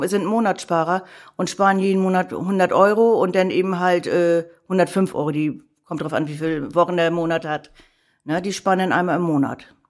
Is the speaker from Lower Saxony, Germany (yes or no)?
no; Hamburg, Germany; Ich bin echte Hamburgerin. Gebürtig und geborene Hamburgerin, die hier in Hamburg selten sind